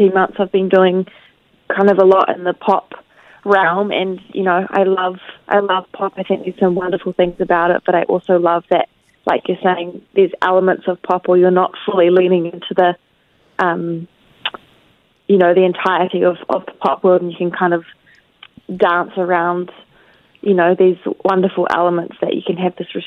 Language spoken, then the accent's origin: English; New Zealand; also born or lived in Tauranga; I'm obviously from New Zealand and I live in a small town in Tauranga